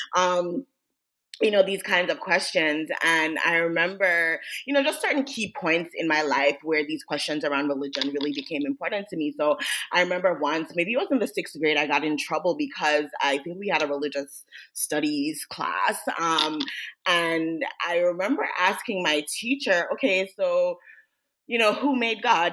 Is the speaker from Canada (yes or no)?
no; Jamaica; I grew up in Jamaica